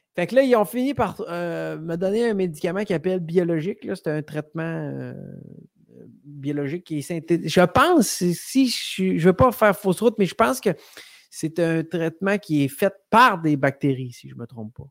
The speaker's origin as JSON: {"language": "French", "town": "Rimouski", "region": "Quebec", "country": "Canada", "tie": "born or raised there", "also_born_or_lived": "Sainte-Anne-des-Monts, Gaspésie", "said": "C'est vrai que je viens de la Gaspésie, mais après ça, j'ai habité dans le Bas-Saint-Laurent, moi, un peu plus longtemps, à Rimouski. Ah, fait que j'ai été en Gaspésie jusqu'à euh, au début du primaire. après ça, j'ai passé mon primaire à Rimouski euh, au complet."}